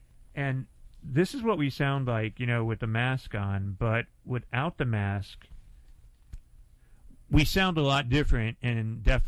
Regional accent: Northeast, United States; because I grew up in the Northeast, and when I talked, same. I was like, the dog, I'm going to walk the dog.

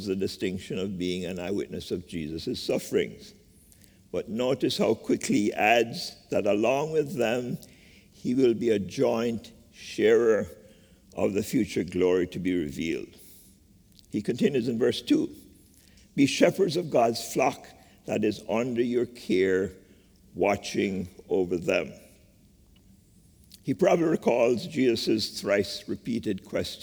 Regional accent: Jamaica; moved away as an adult; now in United States; Growing up in Jamaica with nuanced experiences of slavery, classism, and colorism

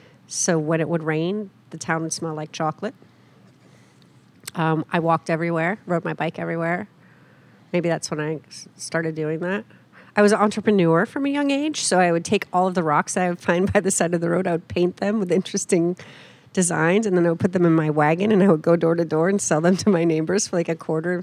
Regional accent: Fulton, New York, United States; now in Portland, United States; So I grew up in a great little city, Fulton, New York, Rust Belt city, back when there were actually jobs in manufacturing.

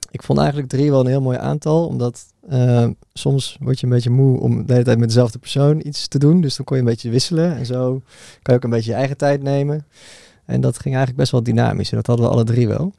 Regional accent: Bunnik, Utrecht, Netherlands; ik ben oorspronkelijk geboren in Utrecht. daar niet heel veel van meegekregen. Want toen ik een jaartje of vier was, toen zijn we verhuisd naar Bunnik. En daar eigenlijk mijn hele jeugd gewoond

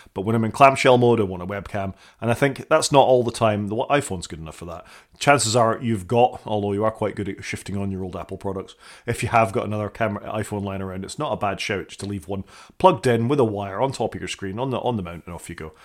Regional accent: Scotland, United Kingdom; being a Scottish person

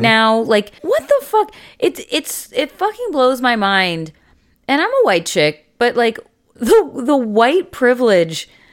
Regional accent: Canada; as a Canadian society

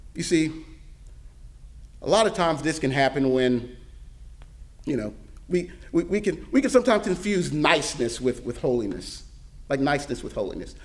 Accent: Mississippi, United States; also born or lived in Pennsylvania / Florida; now in Tennessee, United States; I grew up in I grew up in Mississippi. moved up to Pennsylvania, moved to Florida, and now in Tennessee

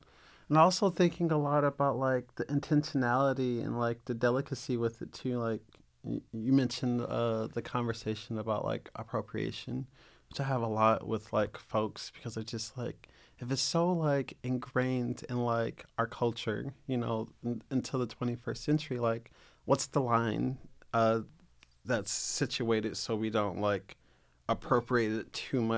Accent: the South, United States; I grew up in the South.

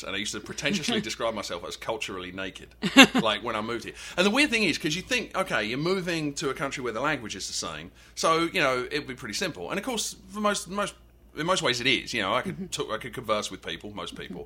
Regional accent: Canvey Island, East of England, United Kingdom; moved away as an adult; now in North Carolina, United States; I grew up on Canvey Island, which is an island in the estuary of the Thames

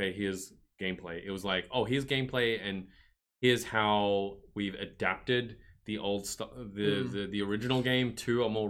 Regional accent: Australia; There are some disadvantages to being Australian

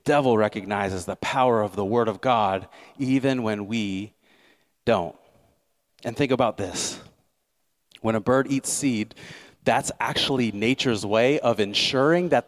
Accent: Nebraska, United States; moved away; I came from Nebraska, right? So farming's a big part of the culture there.

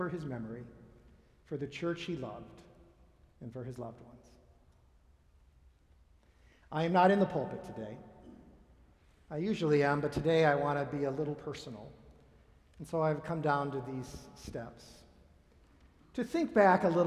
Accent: Michigan, United States; moved away as an adult; also born or lived in New Jersey / Pennsylvania; I was from Michigan, but I was going to seminary

